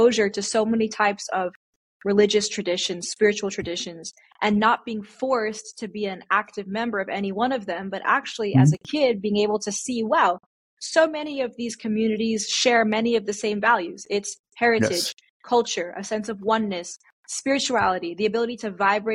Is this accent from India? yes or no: yes; India; being Indian